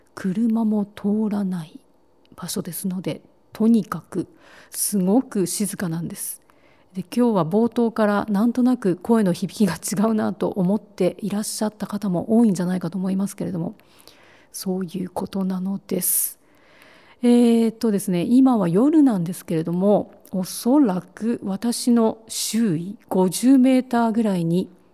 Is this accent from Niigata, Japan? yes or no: yes; hometown of the Noism dance company, Niigata, Japan; ノイズムというダンスカンパニーは実は店主の私のふるさとのダンスカンパニー